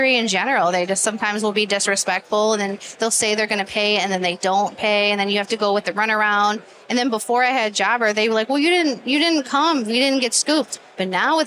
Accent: Inkster, Michigan, United States; I grew up in Inkster in the ghetto

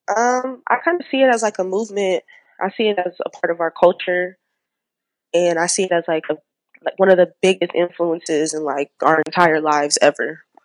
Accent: San Diego, California, United States; I was born and raised right here in Diego

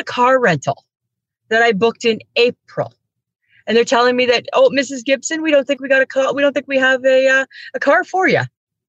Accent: Saskatchewan, Canada; also born or lived in Steinbach; I'm from Saskatchewan. I'm in Toronto.

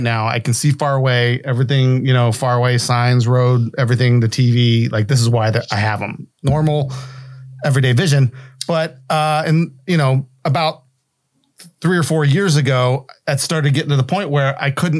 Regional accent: West Virginia, United States

